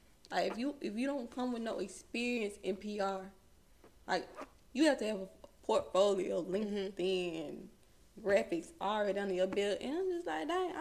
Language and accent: English; Mississippi Delta, United States; accent: Mississippi Delta; my Mississippi Delta accent